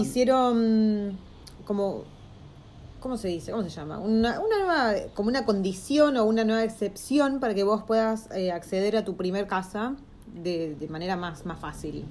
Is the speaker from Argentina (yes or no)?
yes; Argentina; moved away